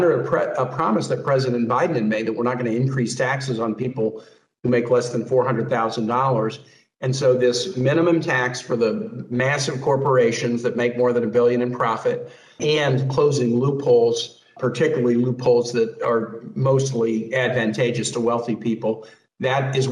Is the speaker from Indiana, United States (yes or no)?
no; Richmond, Virginia, United States; my hometown of Richmond